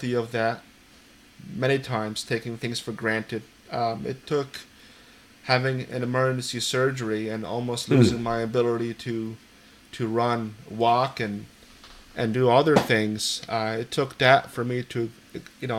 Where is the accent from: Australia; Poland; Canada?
Poland; now in East Hampton, United States; I've immigrated to the United States from Poland. I was born in Poland.